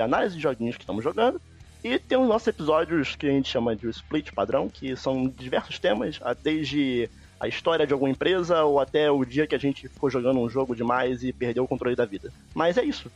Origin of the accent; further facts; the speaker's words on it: Rio de Janeiro, Brazil; eu sou do Rio de Janeiro, Jacarepaguá